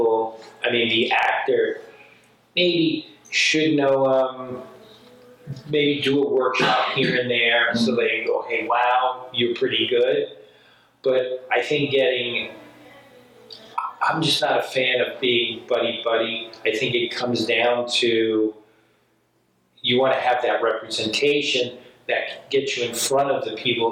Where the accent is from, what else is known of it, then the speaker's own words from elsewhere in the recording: New York, United States; moved away as an adult; I'm this guy from New York.